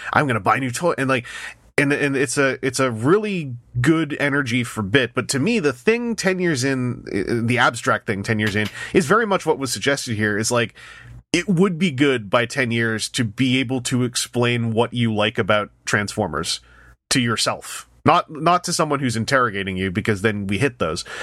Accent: Canada; as a Canadian

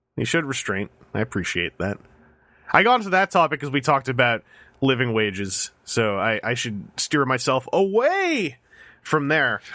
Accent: Canada; I, I live in Ca, I'm a Canadian. I live in, I live in Canada

